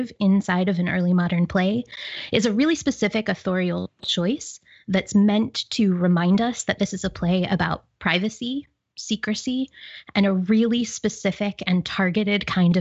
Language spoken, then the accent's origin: English; Pittsburgh, Pennsylvania, United States; accent: Pittsburgh; my Pittsburgh accent